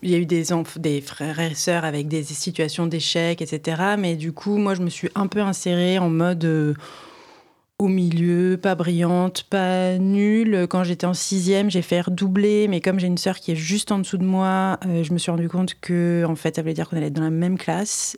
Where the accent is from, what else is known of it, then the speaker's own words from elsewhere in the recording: Reims, Grand Est, France; je viens d'une ville de province, enfin, je viens du, coup pas de Paris, donc euh, je viens de Reims